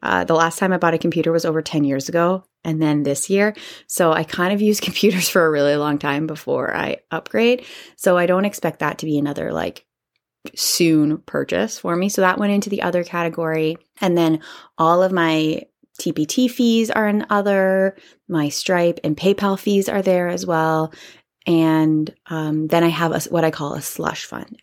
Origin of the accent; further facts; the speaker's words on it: Canada; I'm Canadian